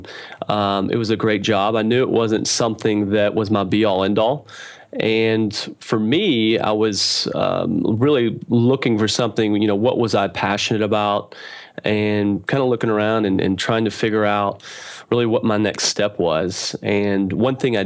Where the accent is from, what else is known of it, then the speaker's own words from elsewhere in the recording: Knoxville, Tennessee, United States; I'm from Knoxville, Tennessee.